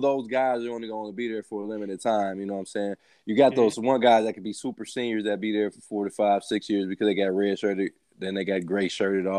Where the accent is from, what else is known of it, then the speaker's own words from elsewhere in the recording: Midwest, United States; now in Ohio, United States; I'm from the Midwest